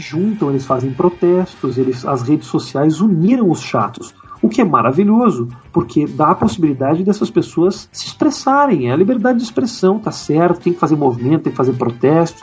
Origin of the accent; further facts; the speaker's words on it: Porto Alegre, Rio Grande do Sul, Brazil; moved away as an adult; eu saí de Porto Alegre por causa da internet. Eu lá produzia, fazia as coisas com o Maurício, com os meus amigos e tudo mais